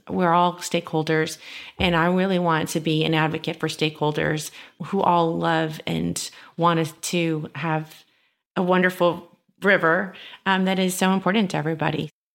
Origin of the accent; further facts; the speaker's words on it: San Antonio, Texas, United States; I'm born and raised in San Antonio